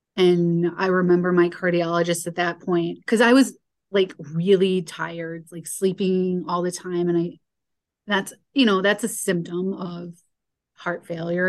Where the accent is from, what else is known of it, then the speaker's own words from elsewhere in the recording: Chicago, Illinois, United States; I grew up in Chicago area